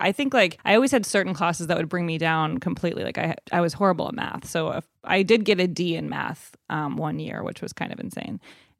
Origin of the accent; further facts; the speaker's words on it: Evanston, Illinois, United States; in Evanston, which is right outside of Chicago, where Northwestern University is.